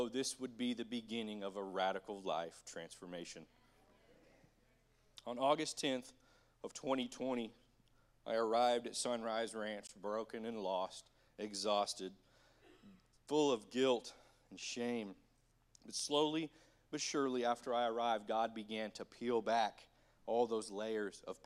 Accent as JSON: {"language": "English", "town": "Bartlesville", "region": "Oklahoma", "country": "United States", "tie": "born or raised there", "said": "I grew up in Bartlesville, Oklahoma, just a couple miles down the way here"}